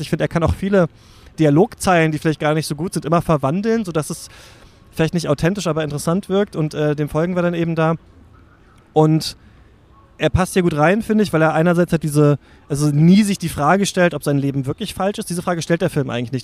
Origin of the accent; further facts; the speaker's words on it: East Germany, Germany; ich bin in der DDR geboren